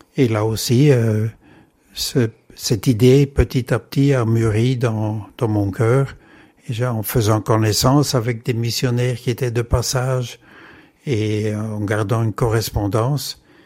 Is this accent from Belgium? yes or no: yes; Comines, Wallonia, Belgium; moved away as an adult; now in Hong Kong; je suis né à Comines et j'ai vécu toute mon enfance et ma jeunesse à Comines